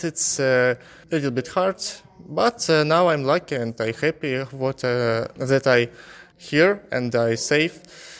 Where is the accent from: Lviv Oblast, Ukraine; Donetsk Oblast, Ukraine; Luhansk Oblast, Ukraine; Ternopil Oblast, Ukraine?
Donetsk Oblast, Ukraine; Mariupol; English is a second language; moved away as an adult; now in Kilkenny, Ireland; I'm from Mariupol.